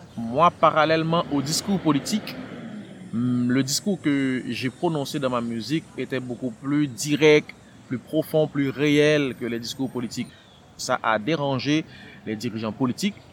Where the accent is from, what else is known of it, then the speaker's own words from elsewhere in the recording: Port-au-Prince, Ouest, Haiti; moved away as an adult; also born or lived in France / Belgium / Quebec City, Canada; now in Montreal, Canada; Je suis né à Port-au-Prince. Euh, c'est là que ma carrière euh, artistique a commencé